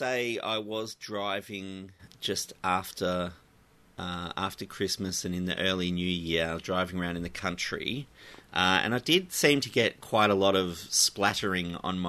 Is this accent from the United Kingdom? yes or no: no; Sydney, New South Wales, Australia; also born or lived in Queensland; I was born in Queensland and raised until I was speaking in Sydney